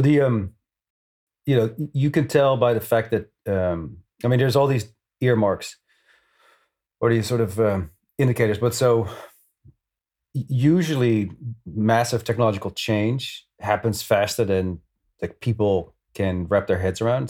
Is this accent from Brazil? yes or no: no; Netherlands; moved away as an adult; now in New York, United States; I'm originally from the Netherlands. I escaped twenty years ago